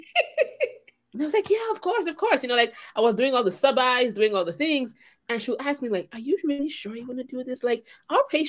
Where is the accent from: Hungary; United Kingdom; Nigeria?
Nigeria; I'm Nigerian